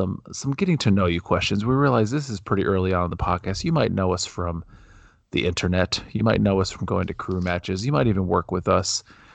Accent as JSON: {"language": "English", "region": "Ohio", "country": "United States", "tie": "born or raised there", "said": "Yeah, which does not remind me of my childhood growing up in Ohio."}